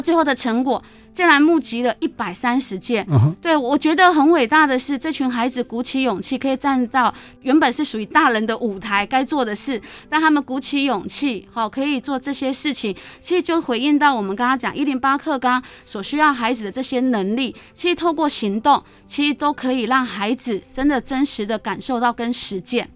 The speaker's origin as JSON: {"language": "Chinese", "region": "Miaoli County", "country": "Taiwan", "tie": "born or raised there", "also_born_or_lived": "Taipei", "said": "我来自苗栗哈，从小到大，除了就是在念大学的时候有到台北，其他时间都在苗栗"}